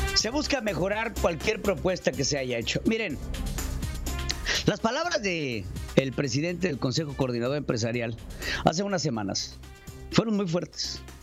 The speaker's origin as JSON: {"language": "Spanish", "country": "Mexico", "said": "nosotros tenemos que abrir los ojos como mexicanos"}